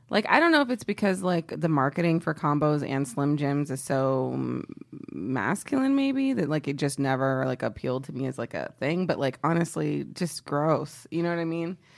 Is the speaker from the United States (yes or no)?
yes; Texas, United States; I mentioned before I'm from Texas. Um, I'm very patriotic about being from Texas.